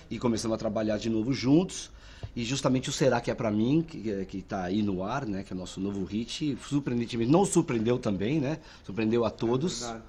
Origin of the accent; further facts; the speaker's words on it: São Paulo, Brazil; Bom, eu e o João somos de Ramond, né, no interior de São Paulo.